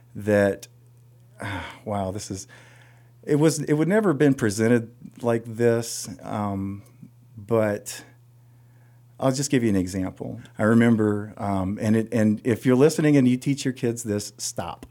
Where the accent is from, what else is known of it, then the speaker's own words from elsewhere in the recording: Sebree, Kentucky, United States; moved away as an adult; now in Ohio, United States; my story begins in nineteen seventy-four in Sebree, Kentucky